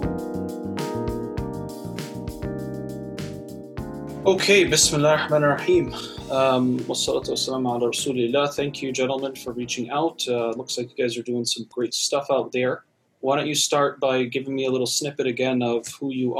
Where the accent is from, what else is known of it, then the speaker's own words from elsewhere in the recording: Massachusetts, United States; I grew up in Massachusetts myself